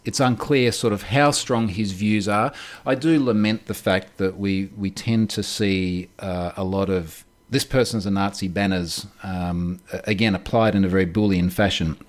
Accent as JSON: {"language": "English", "country": "Australia", "also_born_or_lived": "United States", "said": "I am literally coming to you from Australia, as, as the audience can probably hear."}